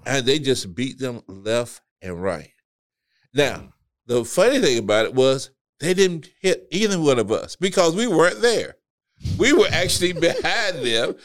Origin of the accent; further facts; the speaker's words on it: the South, United States; we grew up in the South